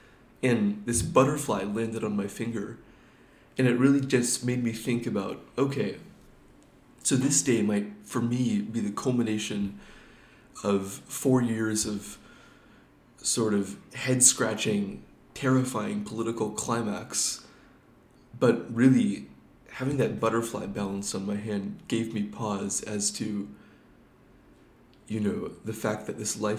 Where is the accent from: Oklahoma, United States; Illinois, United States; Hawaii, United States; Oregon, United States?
Oregon, United States; also born or lived in Washington / California / Pennsylvania / Minnesota; And I'm originally from Oregon, but have since lived in Washington State, California, Pennsylvania, and Minnesota.